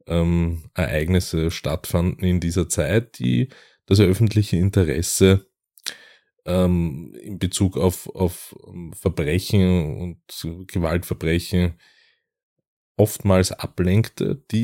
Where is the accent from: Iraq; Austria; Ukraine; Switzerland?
Austria; wollen wir äh, euch einige Fälle aus Österreich vorstellen, ähm, aus meiner Heimat